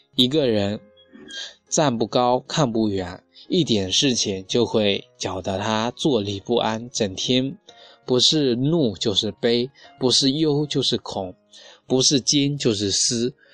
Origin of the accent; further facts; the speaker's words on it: Xinjiang, China; moved away; 我们新疆那边许多人天天吃肉，照样健康长寿